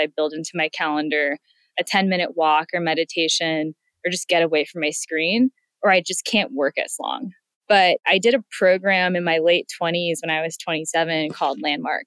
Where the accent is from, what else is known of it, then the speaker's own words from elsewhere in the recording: San Francisco, California, United States; I grew up in San Francisco